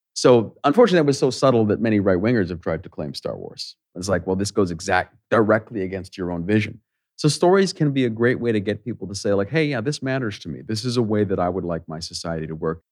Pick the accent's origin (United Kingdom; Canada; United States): Canada; I'm a Canadian